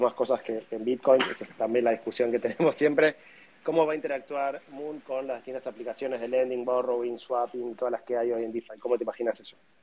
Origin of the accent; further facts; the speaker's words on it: Argentina; como argentinos